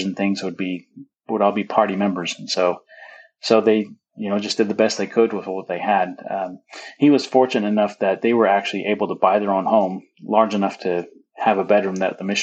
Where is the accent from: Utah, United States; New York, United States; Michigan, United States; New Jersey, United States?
Utah, United States; growing up in Utah